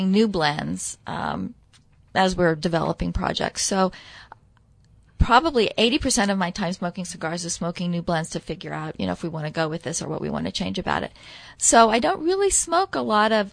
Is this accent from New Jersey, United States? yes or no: no; Nebraska, United States; I grew up in Nebraska. I'm a farm girl